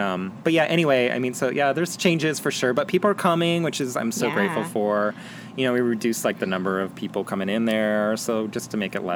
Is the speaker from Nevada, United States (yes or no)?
yes; Las Vegas, Nevada, United States; moved away as an adult; also born or lived in Portland / Boulder; now in Tucson, United States; I grew up in Vegas